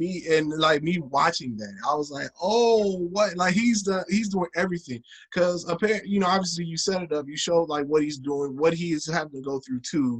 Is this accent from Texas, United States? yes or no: yes; Houston, Texas, United States; moved away as an adult; now in Chicago, United States; Yeah, being in Chicago, I moved out here in 2014. So I'm from Houston. I'm originally from Houston. Moved out here to Chicago.